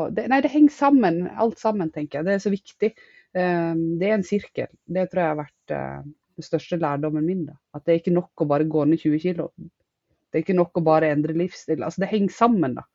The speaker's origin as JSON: {"language": "Norwegian", "region": "Western Norway", "country": "Norway", "moved": "as an adult", "lives_now": "Northern Norway", "said": "Jeg er opprinnelig fra Vestlandet, men har bodd de siste ti årene på Østlandet"}